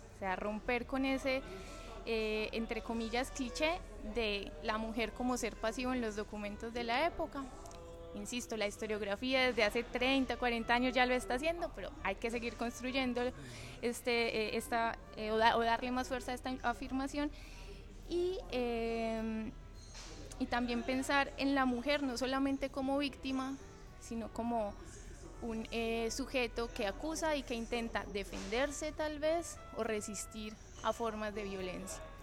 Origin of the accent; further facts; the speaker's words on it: Medellín, Antioquia, Colombia; moved away as an adult; now in Lisbon, Portugal; yo soy de Medellín, que es la segunda ciudad como más grande de Colombia